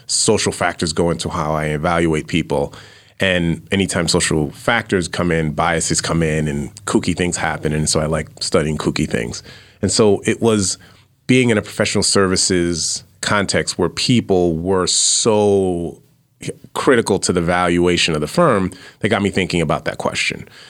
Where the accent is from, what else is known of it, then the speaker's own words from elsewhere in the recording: New York City, New York, United States; moved away; also born or lived in Austin, Texas; I grew up in, uh, Fla, Flatbush area, Brooklyn, New York